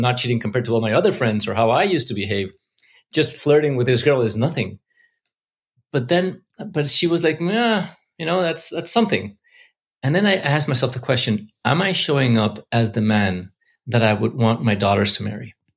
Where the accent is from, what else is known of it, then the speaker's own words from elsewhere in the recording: Mexico City, Mexico; now in Los Angeles, United States; I grew up in Mexico